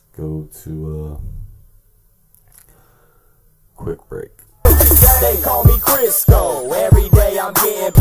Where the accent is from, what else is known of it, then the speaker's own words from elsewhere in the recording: Tampa, Florida, United States; now in Bell, United States; I was born and raised in Tampa, Florida